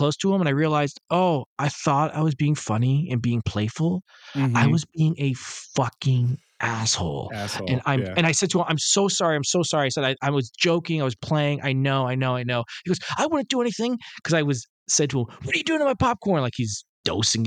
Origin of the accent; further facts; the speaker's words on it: Detroit, Michigan, United States; I'm from Detroit